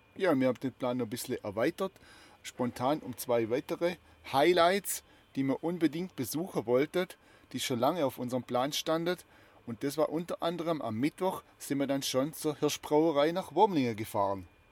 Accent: Heuberg, Baden-Württemberg, Germany; oben auf dem Heuberg aus meiner alten Heimat

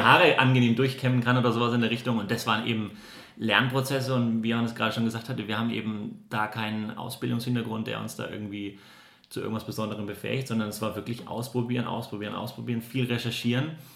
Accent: Würzburg, Bavaria, Germany; moved away; ich komme eigentlich aus Würzburg

